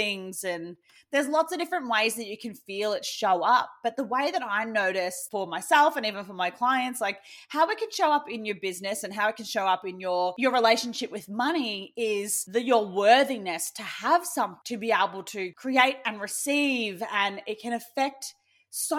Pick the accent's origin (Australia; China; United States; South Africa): Australia; me being an Aussie